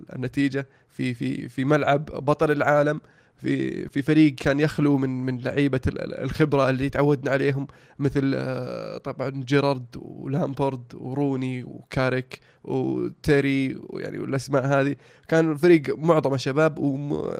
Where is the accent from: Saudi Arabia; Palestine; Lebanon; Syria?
Saudi Arabia; عندنا في السعوديه